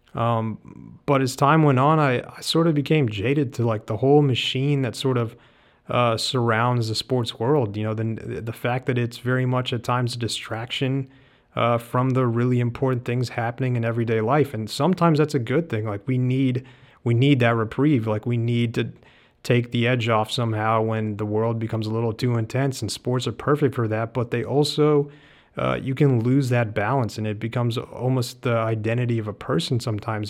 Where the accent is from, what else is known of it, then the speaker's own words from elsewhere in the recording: the South, United States; being a first generation immigrant, growing up in the South, going to the University of Georgia